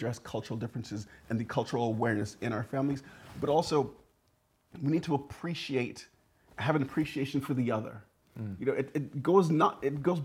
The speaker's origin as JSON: {"language": "English", "town": "Burnaby", "region": "British Columbia", "country": "Canada", "tie": "born or raised there", "also_born_or_lived": "St. Lucia", "said": "I spent about the first 8 years of my life there, and then kind of moved and was brought up to Canada in Burnaby, and there I remained ever since."}